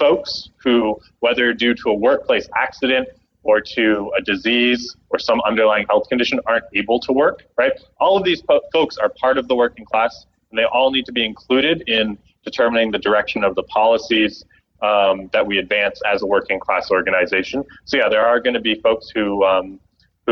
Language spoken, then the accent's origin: English; Canada; moved away; my home country, Canada